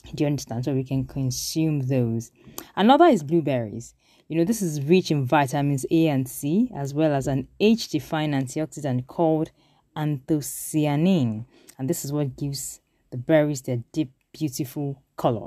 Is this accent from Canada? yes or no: no; South West Nigeria, Nigeria; we grew up in the Southwest